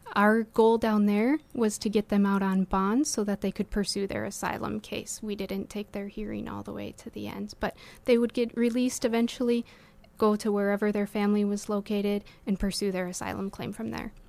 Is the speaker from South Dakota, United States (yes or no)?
yes; South Dakota, United States; I was from South Dakota